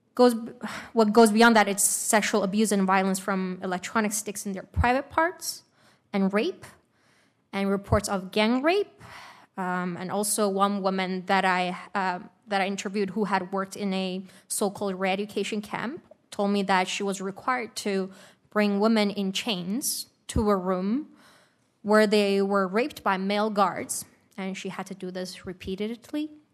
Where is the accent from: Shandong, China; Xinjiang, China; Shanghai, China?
Xinjiang, China; Uyghur region; first language Uyghur; English is a second language; now in United States; I learned my mother tongue in the United States, which is very ironic because I did not have the chance to do, do so in my homeland